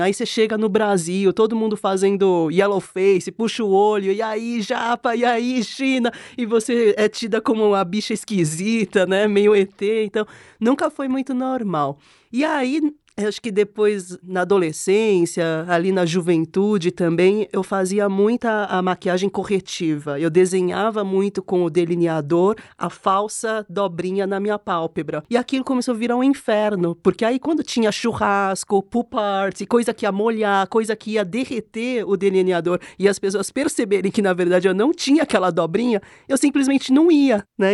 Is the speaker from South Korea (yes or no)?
yes; South Korea; now in Brazil; eu já nasci na Coreia nos anos 80 com a pálpebra monolid